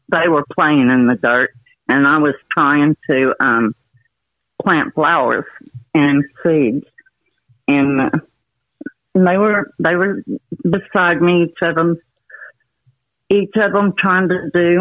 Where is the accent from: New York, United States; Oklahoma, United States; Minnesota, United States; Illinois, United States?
Oklahoma, United States; Oklahoma City; moved away as an adult; also born or lived in Honey Grove, Texas; I grew up in Oklahoma City